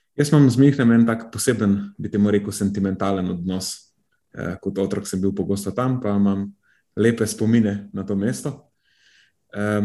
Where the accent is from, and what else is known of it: Slovenia